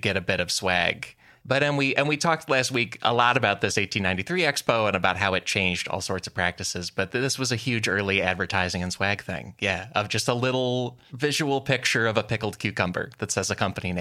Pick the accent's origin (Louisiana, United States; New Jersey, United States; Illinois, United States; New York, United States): Illinois, United States; Chicago; I'm from Chicagoland